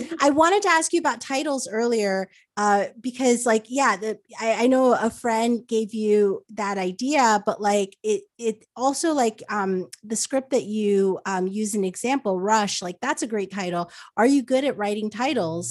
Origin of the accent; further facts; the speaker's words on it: New Jersey, United States; moved away as an adult; also born or lived in New York; now in Los Angeles, United States; I, I grew up in New Jersey, so I, I was basically born in a mall